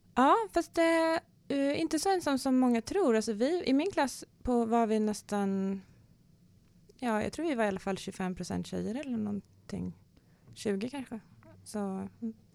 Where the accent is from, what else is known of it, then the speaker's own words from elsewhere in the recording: Kalmar, Kalmar County, Sweden; now in Stockholm, Sweden; jag är ju född i Kalmar eh, i en, fotbolls, en idrottsfamilj eh, och eh, speciellt fotboll. Min pappa var fotbollsspelare. Så är väl uppvuxen i en eh, spelarbörs